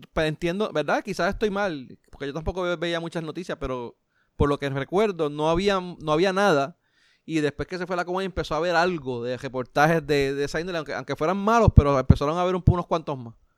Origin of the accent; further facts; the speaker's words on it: Puerto Rico; a pesar de que soy latino, pues, eh, vamos, blanco dentro de Puerto Rico, pues soy considerado blanco, pues, si vamos a Estados Unidos, soy marrón